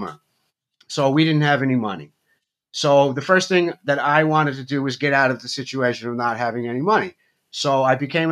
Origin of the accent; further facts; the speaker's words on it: Ossining, New York, United States; moved away; also born or lived in Austria; I was born in Ossining, New York, which is 30 miles from New York City